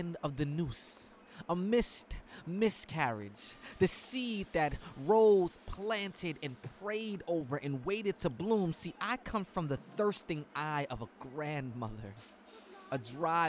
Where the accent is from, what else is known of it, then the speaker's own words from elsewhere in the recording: New York City, New York, United States; I come from St. James and Fulton, C train Clinton Washington stop